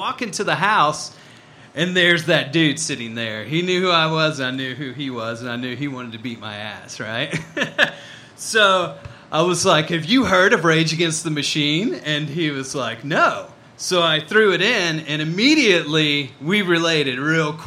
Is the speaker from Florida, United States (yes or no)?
no; Mississippi, United States; I grew up in Mississippi